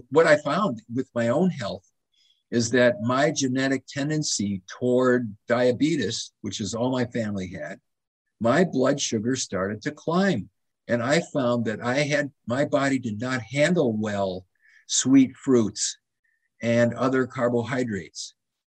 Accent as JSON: {"language": "English", "town": "Madison", "region": "Wisconsin", "country": "United States", "tie": "born or raised there", "moved": "yes", "said": "I grew up in Madison, Wisconsin"}